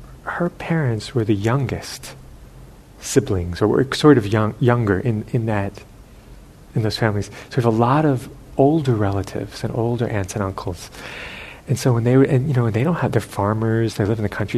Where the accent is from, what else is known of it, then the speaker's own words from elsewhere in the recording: United States; being American